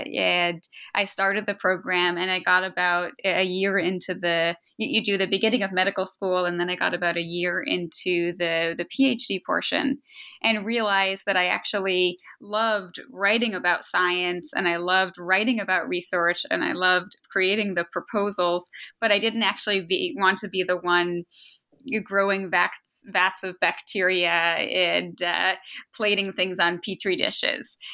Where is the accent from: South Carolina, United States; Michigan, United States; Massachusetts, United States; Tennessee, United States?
Massachusetts, United States; outside Boston; moved away as an adult; now in Philadelphia, United States; I, I grew up outside Boston and, uh, and was there for most of my life through college.